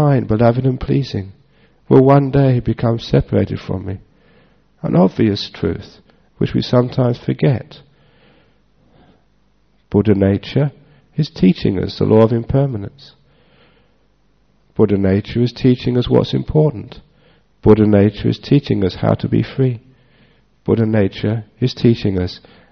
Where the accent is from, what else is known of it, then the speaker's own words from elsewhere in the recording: Northeast Thailand, Thailand; It just wasn't there in the villages of northeast Thailand.